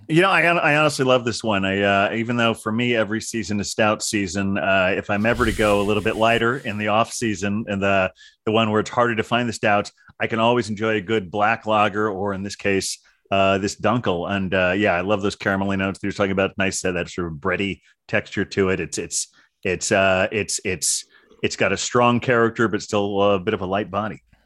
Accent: Ohio, United States; moved away as an adult; also born or lived in California; now in New York City, United States; I grew up in Ohio, but I've been in, uh, New York for the last quarter of a century

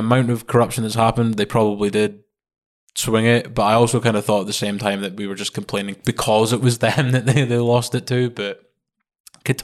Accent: Scotland, United Kingdom; Unless it was England that went play as a Scotsman, probably might want to give it a miss

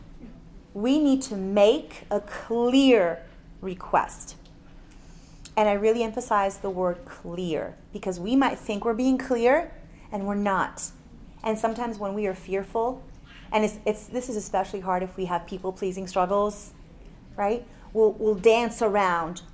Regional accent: Miami, Florida, United States; we're both from Miami

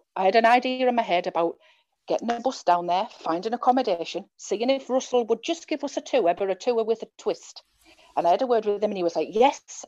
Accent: County Durham, North East England, United Kingdom; we're from County Durham

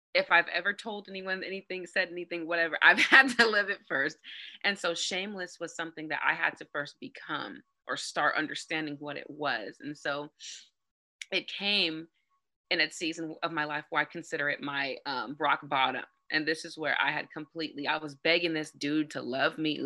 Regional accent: San Bernardino, California, United States; I'm a nobody from San Bernardino. San Bernardino is one of the most dangerous cities in America. I'm born and raised from there

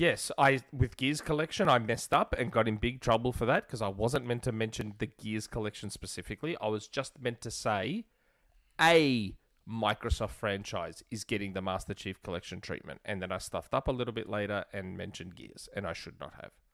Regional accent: Australia; I'm Australian

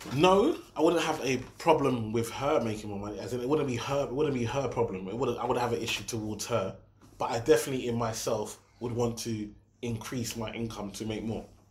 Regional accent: Nigeria; I'm Nigerian

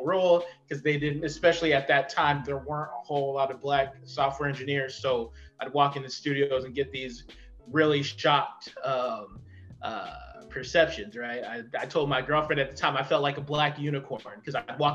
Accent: Fontana, California, United States; I come from Fontana, California, which is out in the desert.

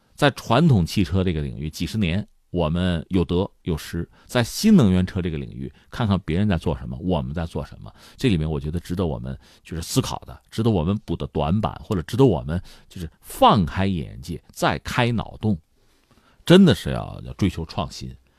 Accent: China; 我们中国人

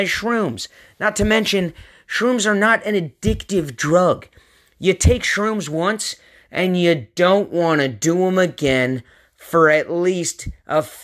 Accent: Pacific Northwest, United States; moved away as an adult; also born or lived in San Diego / Portland, Oregon; my home, my original home, up in the Pacific Northwest

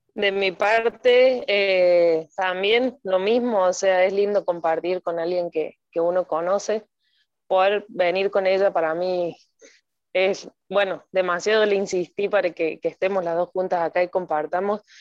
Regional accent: Córdoba, Argentina; moved away as an adult; now in Costa Rica; soy de Córdoba, Argentina

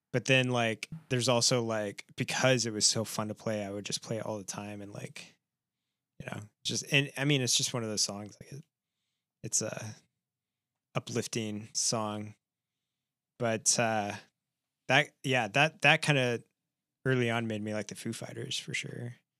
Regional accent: Midwest, United States; growing up in the Midwest

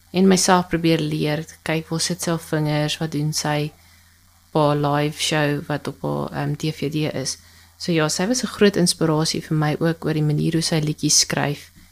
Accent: Polokwane, Limpopo, South Africa; moved away as an adult; also born or lived in Randburg; now in Parys, South Africa; Ek is gebore in Pietersburg in Limpopo en ek het daar gebly vir 26 jaar

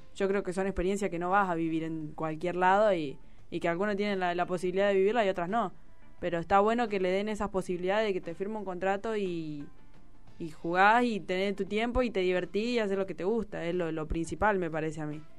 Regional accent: Argentina; la mayoría de las chicas somos de acá de Villa

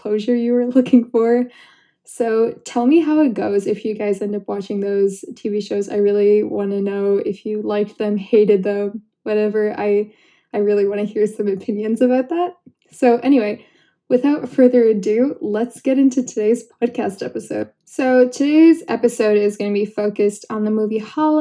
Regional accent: Canada; I'm Canadian too

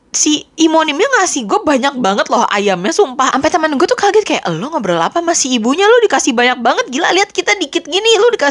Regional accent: Indonesia; karena kan istilahnya gue dari Indonesia gitu ya

